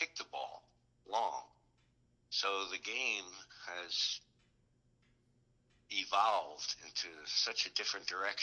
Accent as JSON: {"language": "English", "town": "Oceanside", "country": "United States", "tie": "born or raised there", "said": "growing up in Oceanside was soccer was king"}